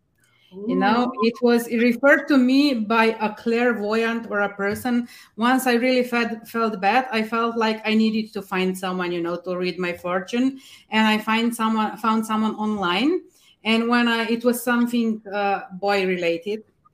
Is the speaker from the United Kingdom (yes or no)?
no; Slovenia; Oh, I'm actually from Slovenia in Europe, from a really nice medieval coastal town just 2 hours away from Venice, by boat or by car.